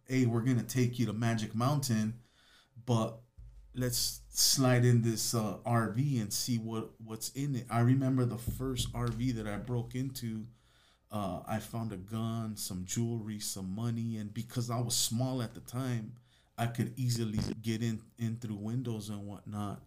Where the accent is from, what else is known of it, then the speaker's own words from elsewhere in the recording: Los Angeles, California, United States; I grew up in Van Nuys, California